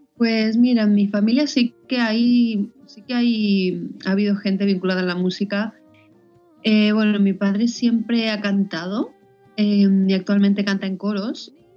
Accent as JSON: {"language": "Spanish", "town": "Madrid", "region": "Community of Madrid", "country": "Spain", "also_born_or_lived": "Boston", "moved": "as an adult", "lives_now": "Valencia, Spain", "said": "yo soy de Madrid, pero ya llevo cinco años eh, viviendo fuera"}